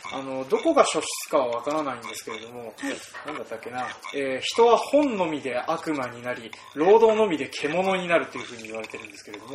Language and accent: Japanese; Toyohoro, Hokkaido, Japan; 僕の実家がある豊幌